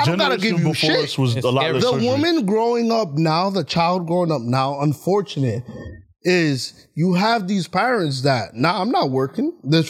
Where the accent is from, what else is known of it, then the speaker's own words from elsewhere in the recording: New York City, New York, United States; I'm Dominican and I grew up in the Heights.